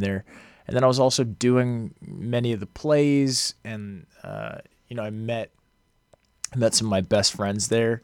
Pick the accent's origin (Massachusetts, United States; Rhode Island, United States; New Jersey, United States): Massachusetts, United States; outside of Boston; moved away as an adult; also born or lived in Los Angeles, United States; I grew up outside of Boston